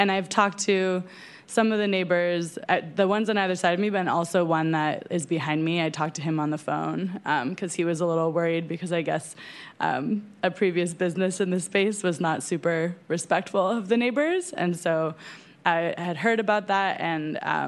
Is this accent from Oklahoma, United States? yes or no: no; San Francisco, California, United States; I grew up in San Francisco in the Mission, and I have lived here my whole life